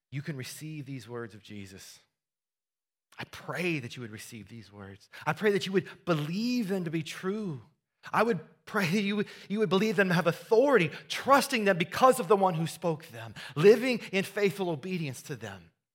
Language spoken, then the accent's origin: English; Iowa, United States; Growing up in Iowa, I, uh, I helped my, we grew up on a farm